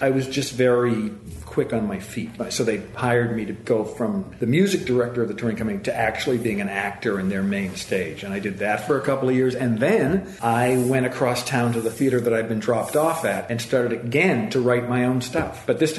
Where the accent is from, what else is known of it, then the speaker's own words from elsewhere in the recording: East Coast, United States; And I'm from the East Coast, so I didn't really look fondly on the West Coast.